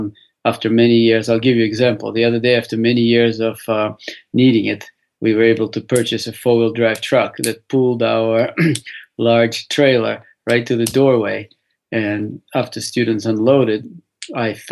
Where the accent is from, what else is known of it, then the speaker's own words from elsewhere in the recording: Saint Petersburg, Russia; moved away; I was born in St. Petersburg, Russia